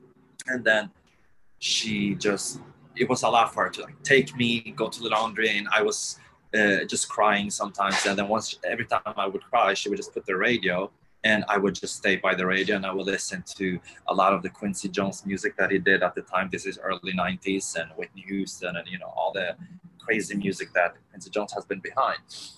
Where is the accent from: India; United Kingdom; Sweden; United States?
Sweden; southern Sweden; also born or lived in Kosovo; Growing up, I did grow up in south of Sweden